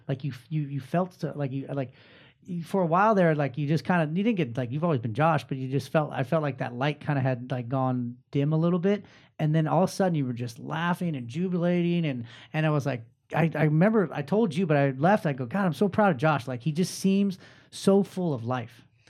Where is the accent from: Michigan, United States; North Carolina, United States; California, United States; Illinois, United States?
California, United States; Inland Empire; now in Orange County, United States; I grew up in the I E myself